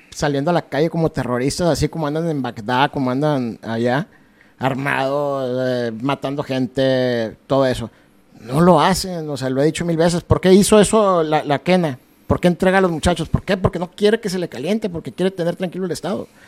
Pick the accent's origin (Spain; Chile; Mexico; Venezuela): Mexico; Uno como mexicano es buen comerciante